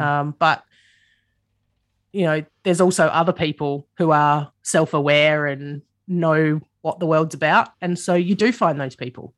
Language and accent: English; Adelaide, South Australia, Australia; I grew up in the suburbs of Adelaide.